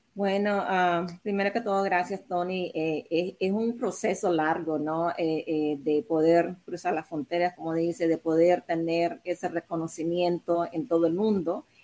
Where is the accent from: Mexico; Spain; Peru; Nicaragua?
Nicaragua; now in United States; mis padres son chinos, pero yo nací allá en Nicaragua